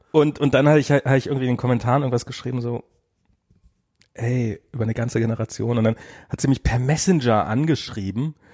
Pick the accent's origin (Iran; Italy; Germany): Germany; East Germany; ich bin ja im Osten groß geworden